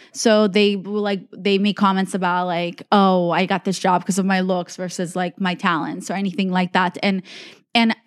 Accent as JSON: {"language": "English", "country": "United States", "tie": "born or raised there", "said": "I was like foreign growing up in America."}